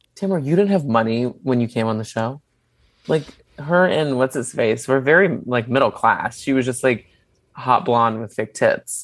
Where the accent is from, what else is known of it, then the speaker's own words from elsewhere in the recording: Dallas, Texas, United States; I grew up in Dallas.